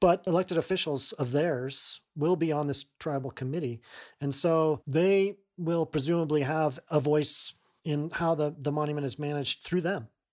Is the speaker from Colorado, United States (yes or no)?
yes; Durango, Colorado, United States; I grew up in Durango, Colorado